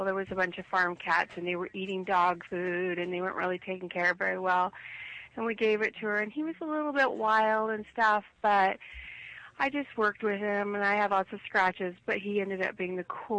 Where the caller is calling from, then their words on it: Oregon, United States; from Oregon.